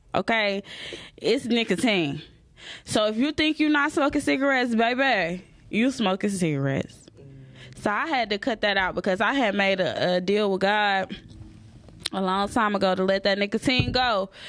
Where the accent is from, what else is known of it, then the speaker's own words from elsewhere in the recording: the South, United States; I'm from the South